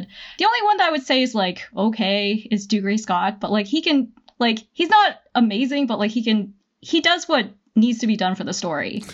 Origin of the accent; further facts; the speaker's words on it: Canada; I am Canadian